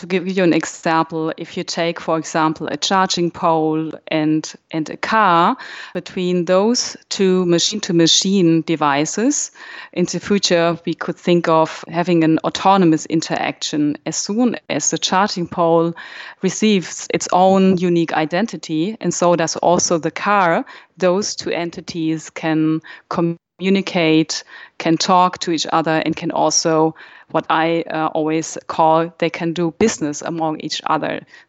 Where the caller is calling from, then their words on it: Berlin, Germany; I'm dialing in from Berlin